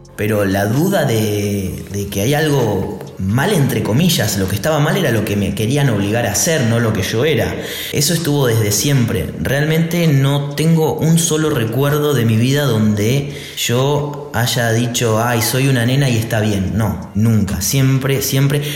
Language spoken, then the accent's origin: Spanish; Argentina; soy de Argentina